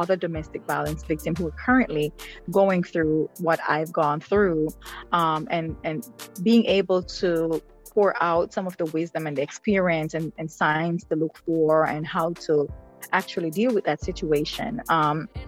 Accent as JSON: {"language": "English", "country": "Jamaica", "tie": "born or raised there", "also_born_or_lived": "Kingston, Jamaica", "moved": "as an adult", "lives_now": "United States", "said": "I grew up in a rural part of Jamaica"}